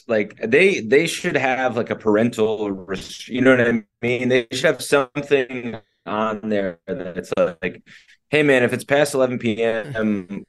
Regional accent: New Jersey, United States; I grew up in Jersey

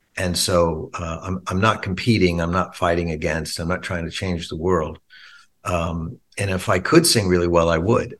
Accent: Long Island, New York, United States; me and Steve when we were kids growing up on Long Island

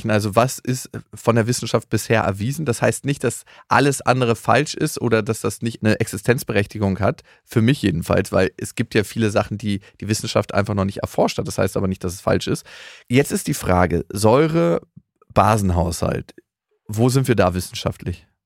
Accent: Lower Saxony, Germany; na, aus dem niedersächsischen Dorf, wo ich herkomme, da bin ich mir relativ sicher, bekomme ich keine Mikroalgen.

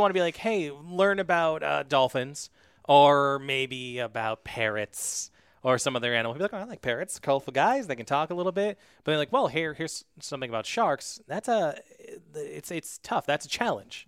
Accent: New Hampshire, United States; I'm from New Hampshire and, uh, you know, I go to the ocean sometimes, but I don't live by the ocean

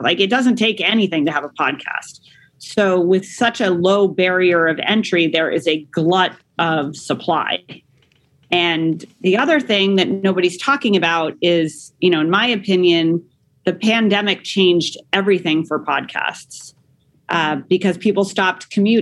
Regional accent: Denver, Colorado, United States; I was born in Denver, Colorado

